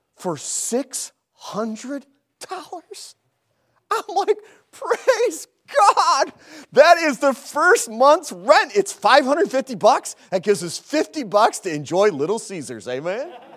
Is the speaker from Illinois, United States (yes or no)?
yes; Chicago, Illinois, United States; moved away as an adult; now in Lattimore, United States; We're from Chicago